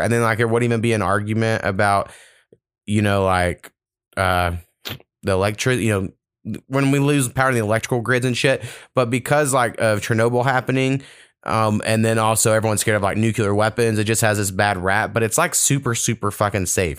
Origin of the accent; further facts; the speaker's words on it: United States; as an American